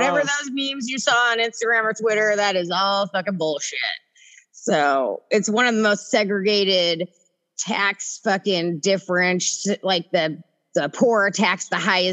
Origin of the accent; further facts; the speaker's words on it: Southern California, United States; also born or lived in Detroit; now in Seattle, United States; I grew up in Southern California, and you had to drive 30 minutes on the fucking highway just to get to the other side of town.